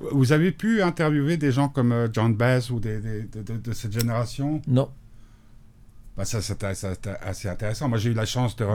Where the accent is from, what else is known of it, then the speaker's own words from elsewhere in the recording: Belgium; je suis belge.